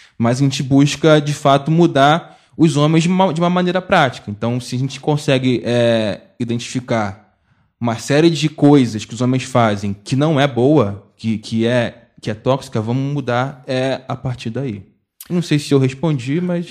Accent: Mesquita, Rio de Janeiro, Brazil; sou de Mesquita, na, na da Fluminense, nascido é, e criado

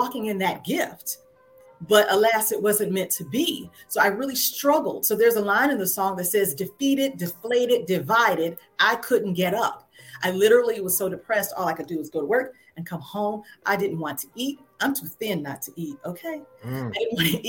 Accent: Waycross, Georgia, United States; I grew up in the Bible Belt South, went to Shiloh Baptist Church in my hometown, Waycross, Georgia

